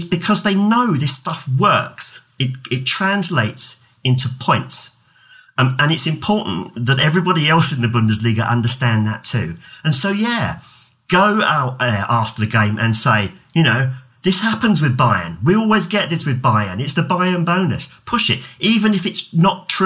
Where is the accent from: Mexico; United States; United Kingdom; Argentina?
United Kingdom; England; I come from England